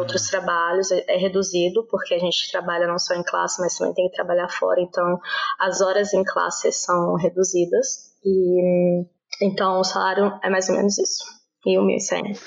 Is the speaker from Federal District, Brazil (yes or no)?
yes; Brasília, Federal District, Brazil; moved away as an adult; also born or lived in Ireland; now in Naples, Italy; eu sou de Brasília, eu nasci cresci em Brasília, porém são nove anos que eu moro na Itália